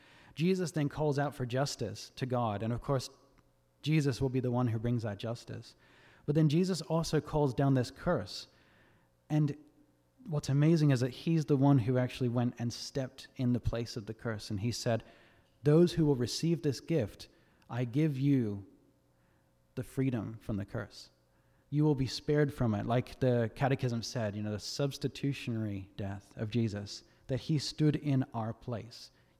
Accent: Australia; now in United States; I'm not from America. I'm actually Australian, believe it or not. I know my accent's all over the place. But when I first moved here a couple of years ago

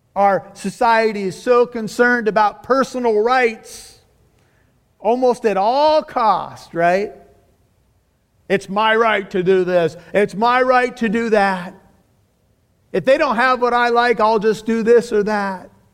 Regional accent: United States; being an American with white skin

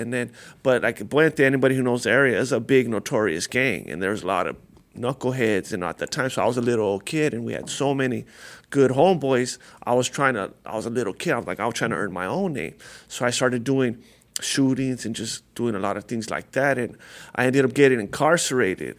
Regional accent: La Puente, California, United States; I grew up right here, near here, a lot of, uh, I'm from, uh, La Puente, California

